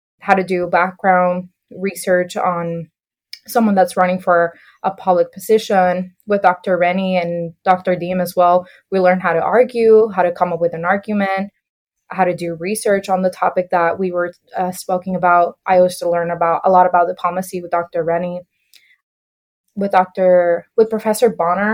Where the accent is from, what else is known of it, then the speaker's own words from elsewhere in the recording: Puerto Rico; moved away as an adult; also born or lived in Iowa, United States; I was born and raised in Puerto Rico for about 18 years